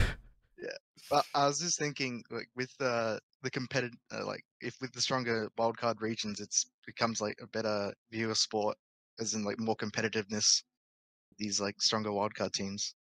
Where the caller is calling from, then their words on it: Perth, Western Australia, Australia; calling from Perth, Australia